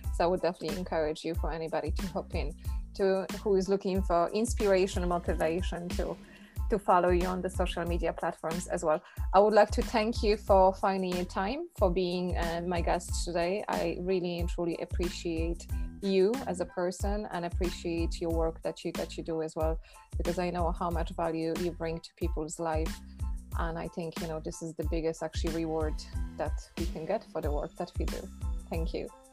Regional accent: Poland; moved away; living in Poland and growing up in Poland

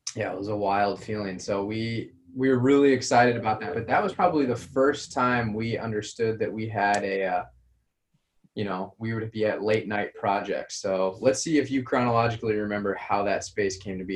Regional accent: Colorado, United States; moved away; originally, I'm from from Colorado

